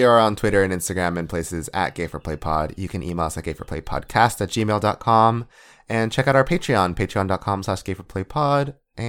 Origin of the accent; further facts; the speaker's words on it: Central Valley, California, United States; Eric and I were both born and raised in the Central Valley